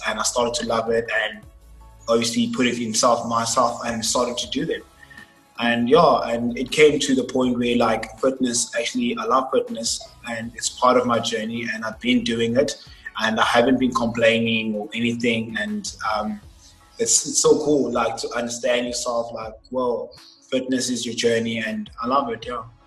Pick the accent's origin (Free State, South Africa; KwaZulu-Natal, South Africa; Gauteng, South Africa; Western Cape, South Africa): Western Cape, South Africa; Cape Town; also born or lived in Nelspruit / Johannesburg; I stayed all my life in Cape Town. I've been here for about 18 years now